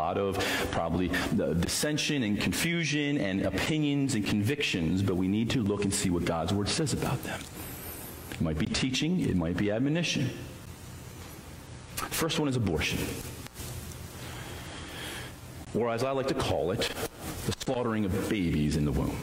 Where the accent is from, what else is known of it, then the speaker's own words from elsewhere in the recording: United States; as a citizen of the United States of America